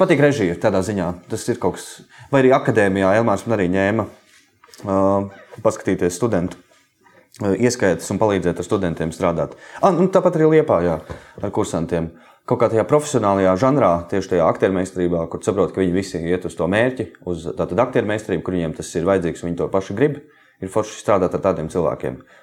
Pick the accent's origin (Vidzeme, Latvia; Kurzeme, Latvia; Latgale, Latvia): Vidzeme, Latvia; Jaunkalsnava, near Madona; also born or lived in Riga; es sākumā Pāvila Jurgānu mūzikas skolā mācījos, un tad mēs ar māmu pārvācāmies uz Jaunkausnu no Rīgas. Um, un, uh, es turpināju mācības Madonas mūzikas skolā no 4. klases